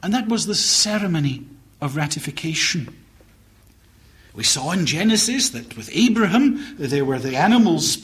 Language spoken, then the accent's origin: English; Scotland, United Kingdom; as a Scotsman